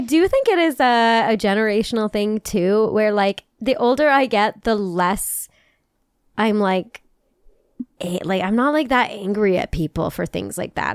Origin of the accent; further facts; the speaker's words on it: United States; I'm from America